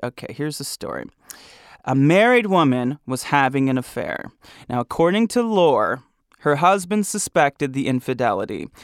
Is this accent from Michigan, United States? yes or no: yes; Grand Rapids, Michigan, United States; I'm from Grand Rapids, Michigan